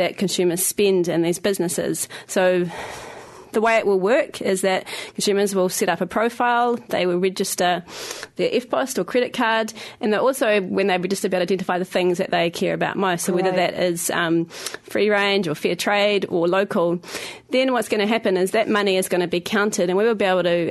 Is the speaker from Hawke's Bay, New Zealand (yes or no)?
no; Christchurch, Canterbury, New Zealand; now in Wellington, New Zealand; I am from Christchurch